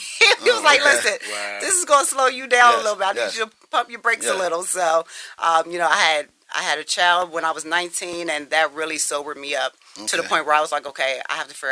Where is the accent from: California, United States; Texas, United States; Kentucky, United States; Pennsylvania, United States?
Pennsylvania, United States; Harrisburg; also born or lived in Milwaukee, Wisconsin / Steelton, Pennsylvania; I grew up pretty much in Harrisburg before we moved to Stilton. Okay. But I was born in Milwaukee, Wisconsin.